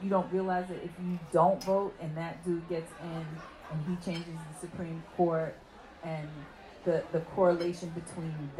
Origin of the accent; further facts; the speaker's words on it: New York City, New York, United States; I was born on Decatur Street